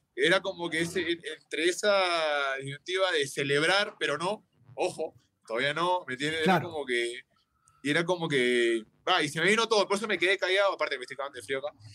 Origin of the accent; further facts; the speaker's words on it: Avellaneda, Buenos Aires Province, Argentina; moved away; soy argentino y en esa época yo viví muy de cerca porque yo jugaba en Racing, tenía 7, eh, 8 años